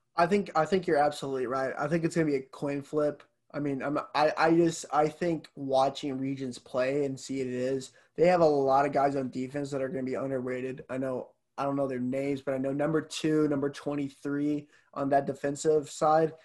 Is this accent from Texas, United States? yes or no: yes; Fort Worth, Texas, United States; I'm going to roll with my hometown I'm gonna, they're gonna represent the 817